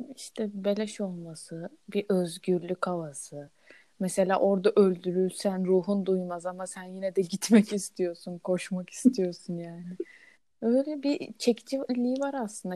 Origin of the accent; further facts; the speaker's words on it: Aegean Region, Turkey; ben yirmi üç yıldır Egeliyim